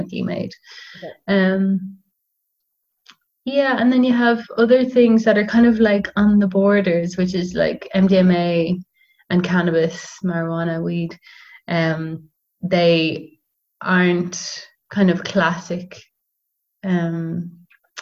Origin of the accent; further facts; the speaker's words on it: Dublin, Leinster, Ireland; also born or lived in Netherlands; I'm from Dublin.